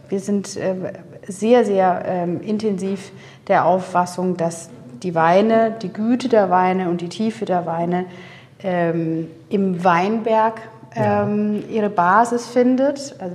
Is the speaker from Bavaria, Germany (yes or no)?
yes; Würzburg, Bavaria, Germany; ich bin in Würzburg zur Schule gegangen und in den, äh, in den Weinlesemonaten hat man in Würzburg immer wieder Unimox gesehen